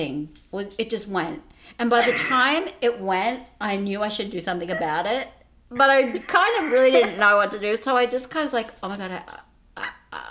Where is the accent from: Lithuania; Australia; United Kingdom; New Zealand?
Australia; moved away as an adult; now in United States; growing up in Australia